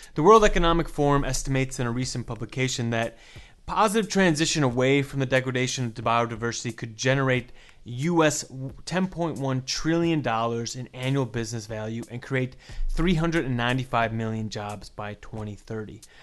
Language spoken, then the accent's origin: English; United States; I'm American